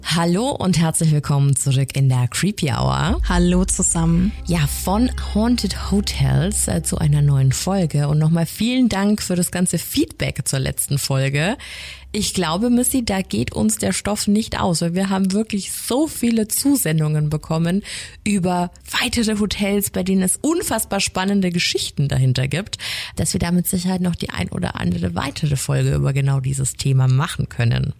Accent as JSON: {"language": "German", "region": "Lower Bavaria", "country": "Germany", "said": "ich komme ja ursprünglich aus Niederbayern"}